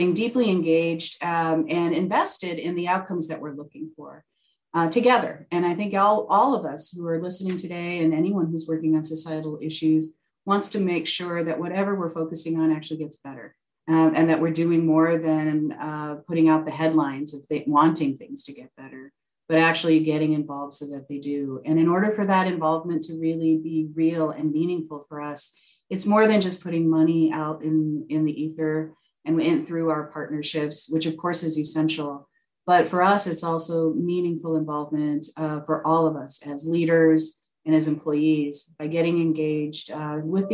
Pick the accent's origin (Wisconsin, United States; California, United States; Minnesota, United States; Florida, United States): Minnesota, United States; Maple Grove; moved away as an adult; I'm actually from the Twin Cities. I was raised primarily in the Maple Grove area, a kid of the Osseo School District